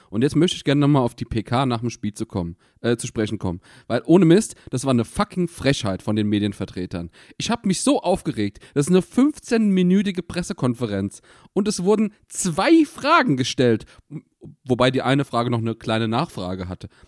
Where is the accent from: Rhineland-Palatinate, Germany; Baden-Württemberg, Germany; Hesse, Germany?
Rhineland-Palatinate, Germany; Mainz; Ich will endlich mal in dieses scheiß Stadion. Als Mainzer, es regt mich komplett auf.